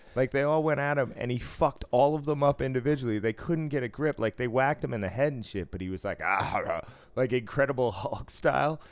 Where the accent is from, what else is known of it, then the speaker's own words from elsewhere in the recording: East Coast, United States; moved away; growing up on the East Coast